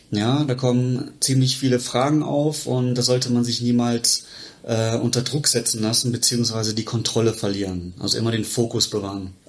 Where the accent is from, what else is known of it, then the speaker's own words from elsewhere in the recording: Bochum, North Rhine-Westphalia, Germany; also born or lived in Regensburg; ich bin aus Bochum, habe äh, in Regensburg mein Zahnmedizinstudium gemacht und bin jetzt hier seit äh, 2021 selbstständig in der Praxis in Bochum.